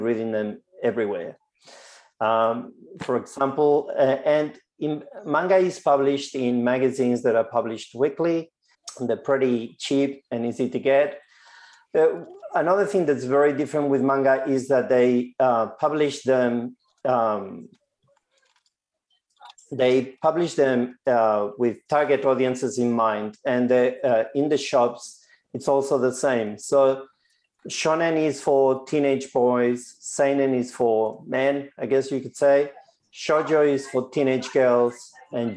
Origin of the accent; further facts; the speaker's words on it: Spain; moved away as an adult; now in Victoria, Australia; I grew up in Spain